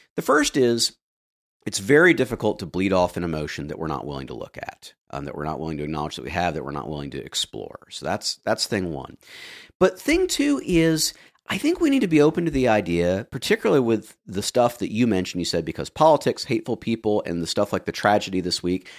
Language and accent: English; the American South, United States; as a Southerner